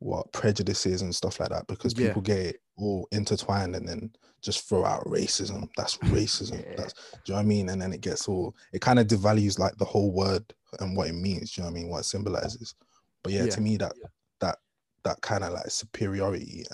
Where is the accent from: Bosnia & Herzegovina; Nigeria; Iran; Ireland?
Ireland; moved away; growing up in Ireland